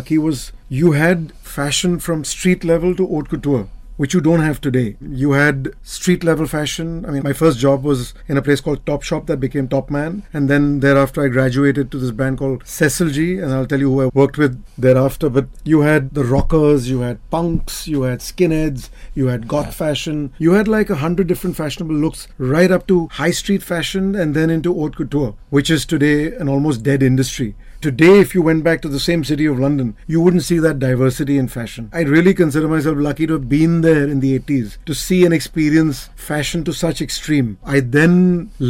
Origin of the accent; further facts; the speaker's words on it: India; we in India